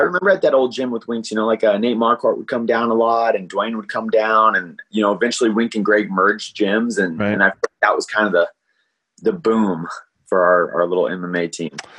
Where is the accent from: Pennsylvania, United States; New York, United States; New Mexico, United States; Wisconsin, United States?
New Mexico, United States; Albuquerque; also born or lived in El Paso, Texas; We moved up to Albuquerque when I was a little boy, and uh, and I was raised in part of Albuquerque